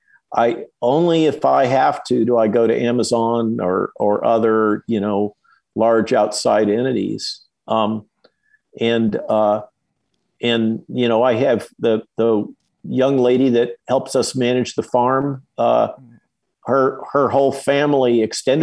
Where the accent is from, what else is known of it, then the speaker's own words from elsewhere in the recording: California, United States; moved away as an adult; also born or lived in Santa Barbara / Chicago; now in Virginia, United States; I grew up in California.